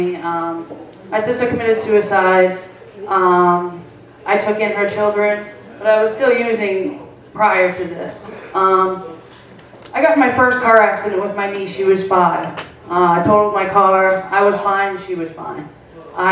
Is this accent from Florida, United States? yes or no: no; Bangor, Maine, United States; I'm from Bangor